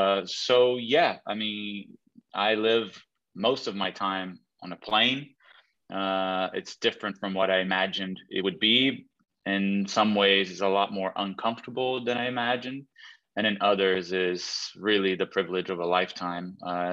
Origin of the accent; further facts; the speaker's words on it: Brazil; English is a second language; moved away as an adult; now in New York, United States; in Brazil, we speak Portuguese. I speak Spanish as well.